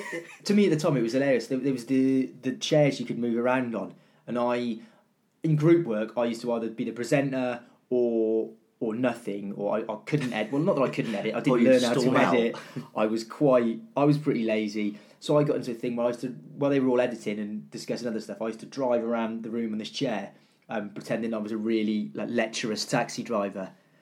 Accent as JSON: {"language": "English", "town": "Cardiff", "region": "Wales", "country": "United Kingdom", "said": "I was getting away from Cardiff and I went down to Falmouth, down by the sea in Cornwall"}